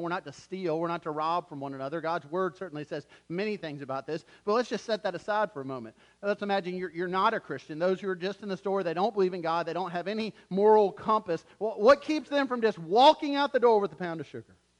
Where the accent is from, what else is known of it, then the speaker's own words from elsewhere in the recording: Wilmington, North Carolina, United States; moved away; we're actually from Wilmington